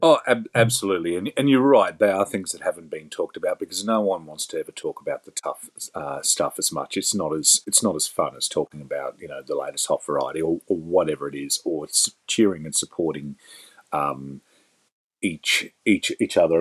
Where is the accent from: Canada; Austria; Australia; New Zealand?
Australia; as an Australian taxpayer